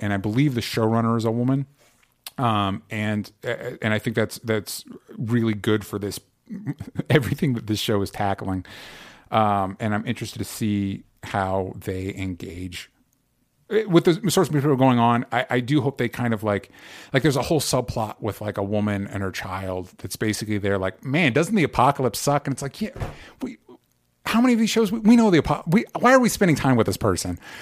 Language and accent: English; the South, United States; growing up in the South